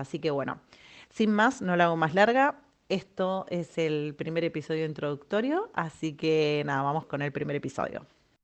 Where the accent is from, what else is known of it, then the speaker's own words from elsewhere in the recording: Argentina; moved away as an adult; now in Spain; soy argentina. Hace más de tres años estoy viviendo en España